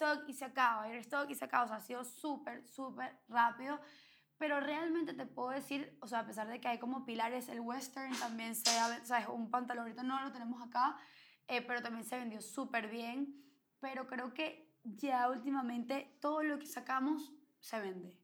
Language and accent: Spanish; Venezuela; somos venezolanas